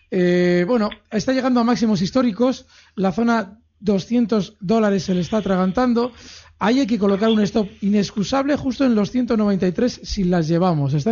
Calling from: Valencia, Valencian Community, Spain; Buenas tardes … de Valencia.

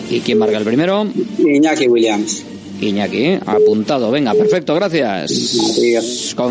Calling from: Bilbao, Basque Country, Spain; Hola, buenas. … de Bilbao.

